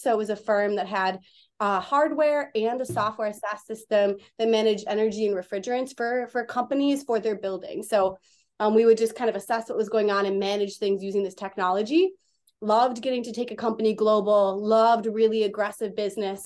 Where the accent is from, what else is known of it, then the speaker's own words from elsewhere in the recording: Wisconsin, United States; moved away as an adult; also born or lived in Minneapolis; I'm from Wisconsin, and I came to Minneapolis to go to school